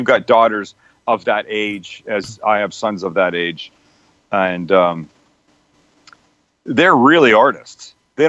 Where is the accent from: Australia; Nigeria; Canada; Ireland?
Canada; Vancouver, British Columbia; now in United States; I'm originally from Vancouver, Canada.